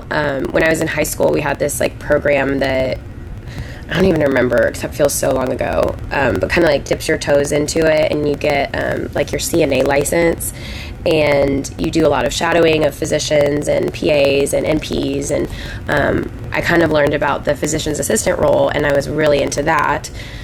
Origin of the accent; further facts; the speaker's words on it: Dallas, Texas, United States; I am originally from the Dallas area. I grew up like in the suburbs, a little bit north, and I officially call Dallas my home, but I am a travel nurse, so I kind of bop around place to place.